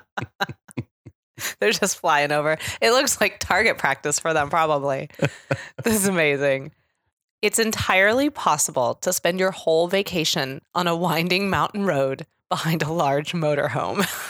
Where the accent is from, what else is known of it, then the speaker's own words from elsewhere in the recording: Kansas City, Missouri, United States; I'm coming from Kansas City